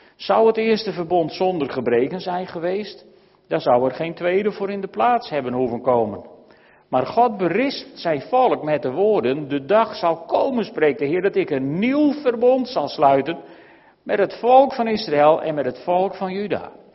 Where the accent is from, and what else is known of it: Netherlands